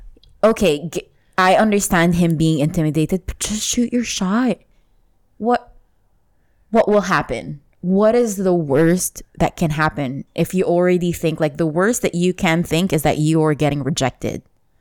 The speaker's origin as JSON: {"language": "English", "country": "Lebanon", "said": "I go to Lebanon, I go back to my home country"}